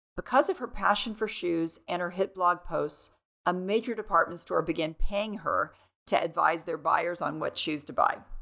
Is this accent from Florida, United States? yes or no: yes; Florida, United States; Growing up in Florida as a teen